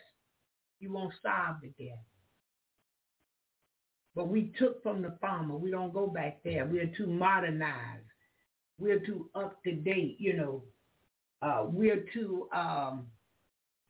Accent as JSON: {"language": "English", "region": "Florida", "country": "United States", "said": "I'm from Florida. That's the South. It's country."}